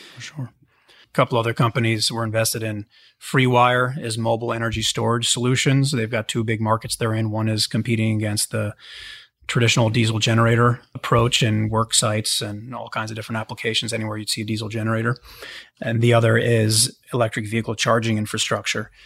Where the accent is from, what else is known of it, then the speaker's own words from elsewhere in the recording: Pittsburgh, Pennsylvania, United States; I grew up in Pittsburgh, so always with kind of an industrial background